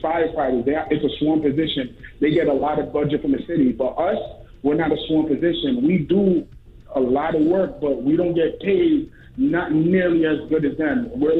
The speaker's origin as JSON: {"language": "English", "region": "New York", "country": "United States", "said": "I'm an EMT from New York."}